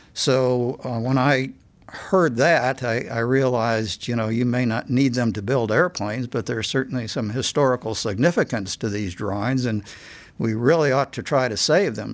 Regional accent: Cleveland, Ohio, United States; I grew up in Cleveland and we lived close to Cleveland Hopkins Airport.

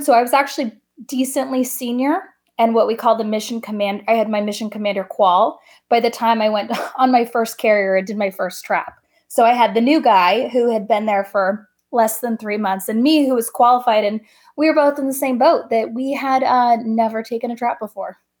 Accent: Coronado, California, United States; I grew up in Coronado, California, so heavy Navy town

